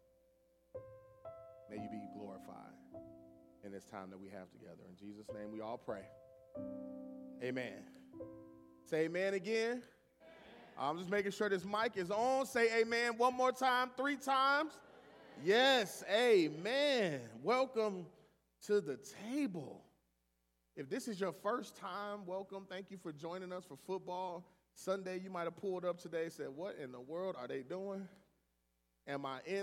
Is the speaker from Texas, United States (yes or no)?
no; Cleveland, Ohio, United States; moved away; I'm originally from Cleveland